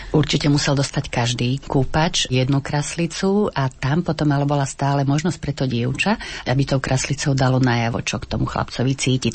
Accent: Pozdišovce, Košice Region, Slovakia; Ja ešte som sa naučila od mojej starej mamy doma v Pozdyšovciach farbiť vajíčka cibulovou šupkou

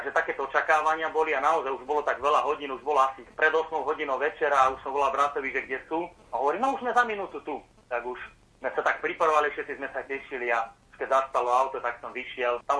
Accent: Veľký Krtíš, Banská Bystrica Region, Slovakia; now in western Slovakia, Slovakia

